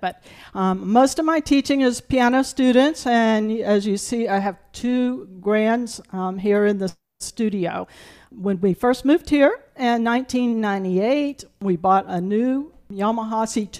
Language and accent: English; Burton, South Carolina, United States; I grew up in the Low Country of South Carolina. Up until the time I was in first grade, we lived in the town of Burton.